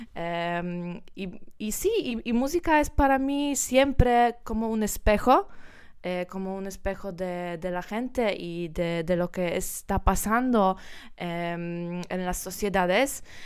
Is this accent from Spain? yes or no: no; Poland; Spanish is a second language; soy, soy polaca